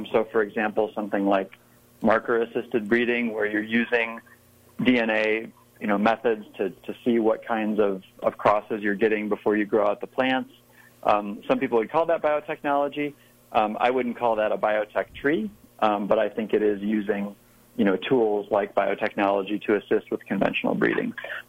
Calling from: Raleigh, North Carolina, United States; I'm calling from Raleigh, North Carolina.

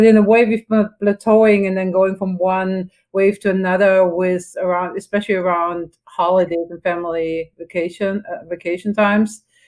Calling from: Berkeley, California, United States; Yeah, I'm calling from Northern California, from Berkeley, and we are currently in our third wave.

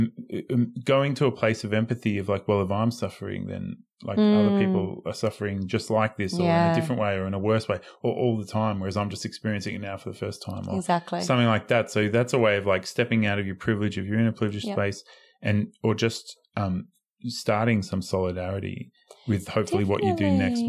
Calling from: Melbourne, Victoria, Australia; I mean, we're coming from Melbourne. Like the rest of Australia is not locked down the way Melbourne is.

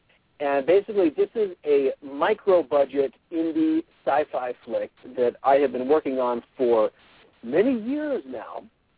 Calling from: Spanish Fork, Utah, United States; So I'm calling from, actually, a parking lot in Spanish Fork

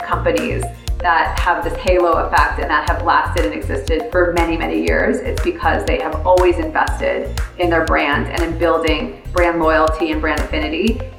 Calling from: California, United States; So I am calling today from California.

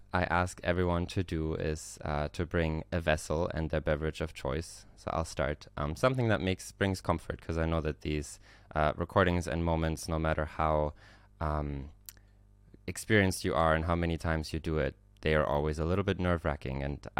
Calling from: Istanbul, Turkey; I have apple tea in it since I'm calling from Istanbul, Turkey.

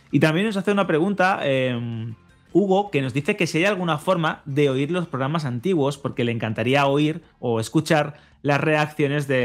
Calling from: Málaga, Andalusia, Spain; Buenas chicos … de Málaga.

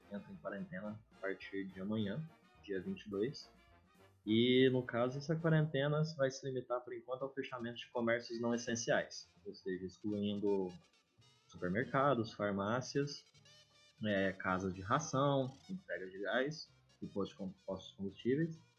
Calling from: Uberlândia, Minas Gerais, Brazil; Estou em Uberlândia, um dos grandes epicentros dos Ubers do mundo.

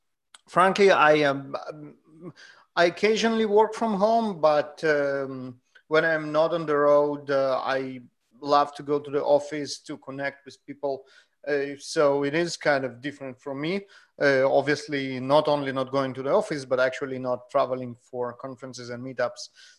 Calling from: Gilroy, California, United States; Hey, I'm …, broadcasting you from home in Gilroy, California.

